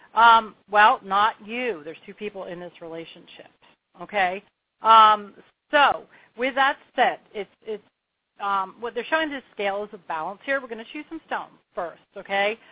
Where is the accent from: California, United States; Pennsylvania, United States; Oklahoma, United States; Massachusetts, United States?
Pennsylvania, United States; also born or lived in Long Beach Island, New Jersey / New Hope, Pennsylvania / New York; now in Asheville, United States; I was born and bred in Pennsylvania